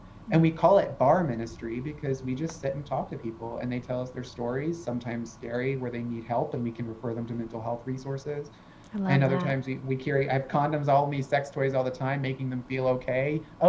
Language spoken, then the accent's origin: English; Appalachia, United States; I am Appalachian white trash at my very core.